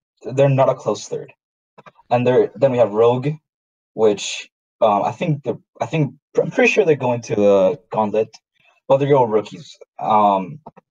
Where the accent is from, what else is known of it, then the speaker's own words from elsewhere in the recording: Chile; I'm Chile.